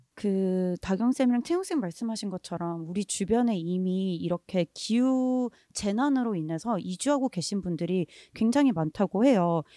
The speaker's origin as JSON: {"language": "Korean", "country": "South Korea", "tie": "born or raised there", "said": "저는 한국에서 태어나고 자란"}